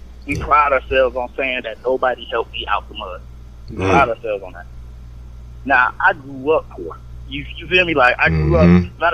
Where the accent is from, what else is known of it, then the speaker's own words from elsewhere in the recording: Detroit, Michigan, United States; I'm from Detroit, Michigan